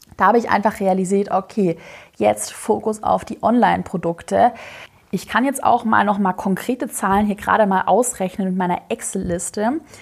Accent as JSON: {"language": "German", "region": "Swabia", "country": "Germany", "said": "ich bin Schwabe"}